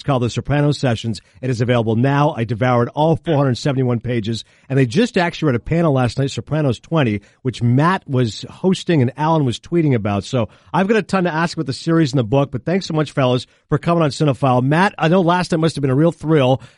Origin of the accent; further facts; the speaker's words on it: Canada; I grew up in Canada, so we did not have HBO